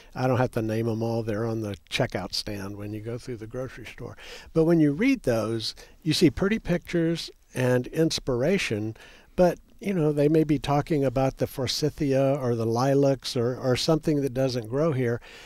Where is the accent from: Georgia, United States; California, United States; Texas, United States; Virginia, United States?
Texas, United States; We in Texas